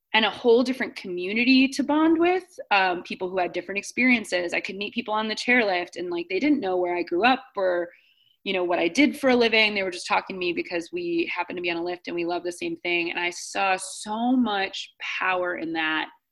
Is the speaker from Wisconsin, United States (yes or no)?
no; Akron, Ohio, United States; I grew up outside of Akron, Ohio